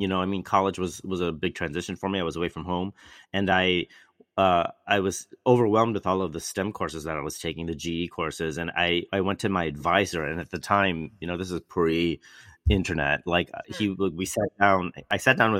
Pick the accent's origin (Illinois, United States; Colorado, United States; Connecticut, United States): Illinois, United States; Chicago; born or raised there; moved away